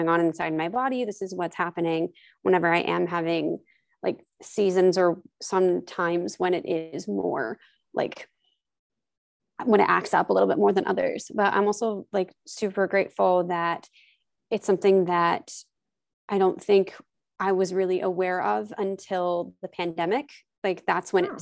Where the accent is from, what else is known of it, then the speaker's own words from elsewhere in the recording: New Jersey, United States; also born or lived in Oklahoma / Missouri; I was born in Missouri and I grew up in Oklahoma until I was 9. And then we moved to New Jersey when I was 9, almost 10